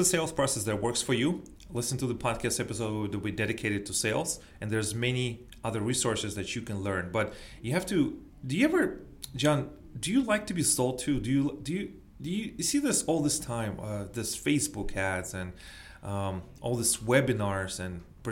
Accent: United States

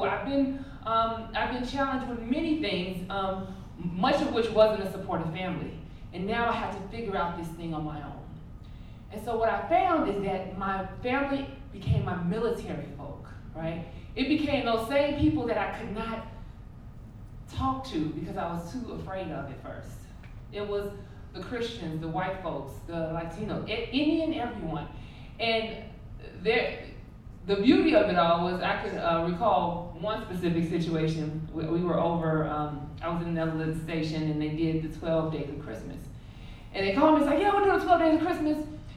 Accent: Chicago, Illinois, United States; moved away as an adult; I am from the South Side of Chicago

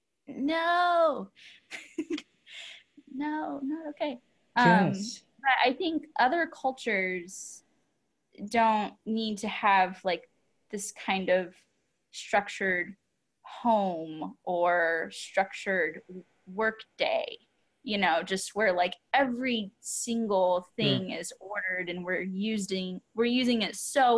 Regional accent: United States; my American mentality.

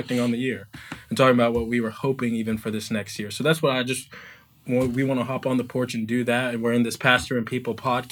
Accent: Washington, District of Columbia, United States; I grew up here in Washington, D.C.

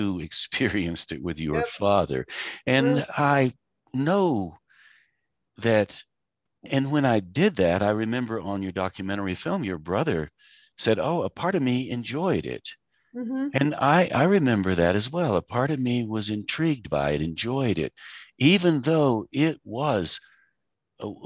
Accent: Asheville, North Carolina, United States; I grew up in Asheville. I grew up in the 50s.

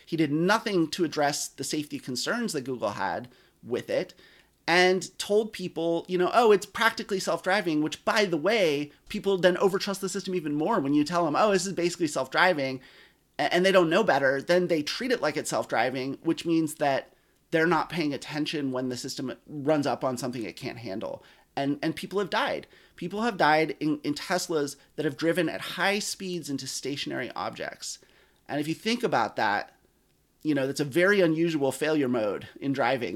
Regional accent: Eugene, Oregon, United States; I grew up in Eugene, Oregon, where you definitely don't, don't need a car

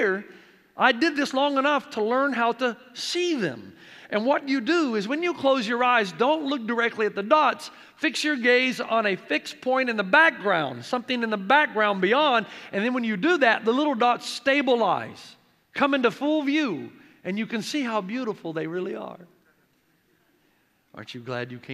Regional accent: near Nashville, Tennessee, United States; moved away as an adult; also born or lived in Africa / New Zealand; now in San Dimas, United States; I grew up playing baseball because I grew up not too far from Nashville, Tennessee, thus the accent that never goes away.

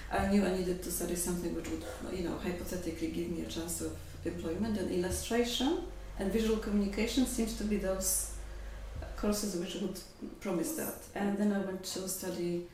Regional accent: Poland; English is a second language; moved away as an adult; also born or lived in London; I didn't study art in Poland. I studied English philology. And then I found myself, you know, in Poland, in Krakow in the 90s, facing a future as an English teacher

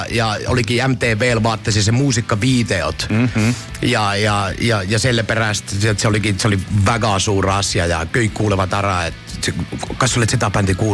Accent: Oulu, North Ostrobothnia, Finland; Estonian is a second language; moved away as an adult; now in Estonia; olen Oululinnasta pärit

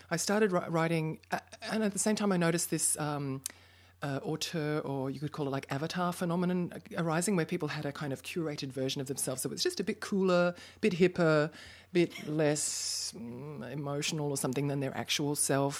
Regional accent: Brisbane, Queensland, Australia; moved away as an adult; also born or lived in Melbourne; now in Berlin, Germany; I'm from Brisbane," 'cause that's where my parents live and I went to high school

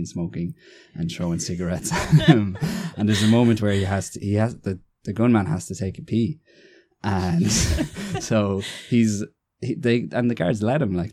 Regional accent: Navan, Leinster, Ireland; also born or lived in Galway; I'm from Navan, County Meath

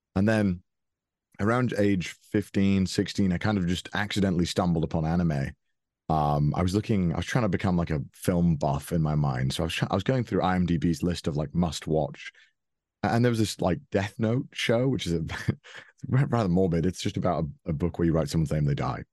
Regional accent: Wales, United Kingdom; moved away as an adult; now in Japan; I grew up in Wales, which is a small country within the United Kingdom.

